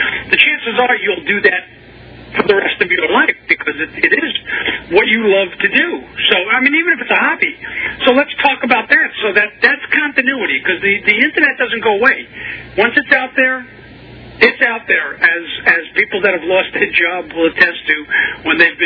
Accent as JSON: {"language": "English", "town": "New York City", "region": "New York", "country": "United States", "accent": "Brooklyn", "said": "I'm from Brooklyn"}